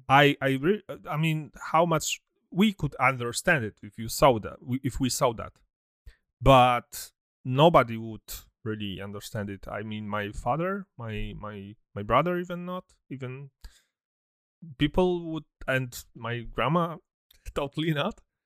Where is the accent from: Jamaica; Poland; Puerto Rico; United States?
Poland; me and, and D J, we come from Poland, so I remember some, some, I was born in, born in seventy-nine, So my childhood was in communism